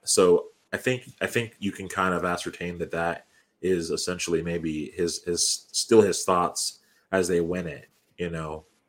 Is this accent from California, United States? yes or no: yes; California, United States; growing up in California